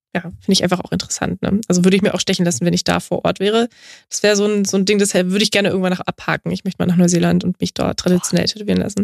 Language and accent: German; Straubing, Bavaria, Germany; now in Berlin, Germany; Straubing, das ist meine Heimatstadt